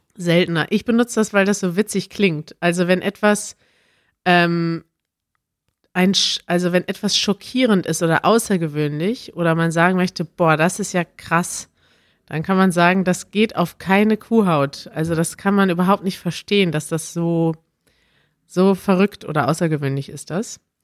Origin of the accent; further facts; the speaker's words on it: Germany; als Deutscher